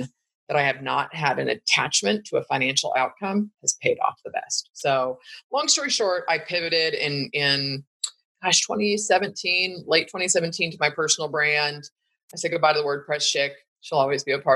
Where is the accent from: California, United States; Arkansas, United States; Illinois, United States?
California, United States; Bay Area, Northern; born or raised there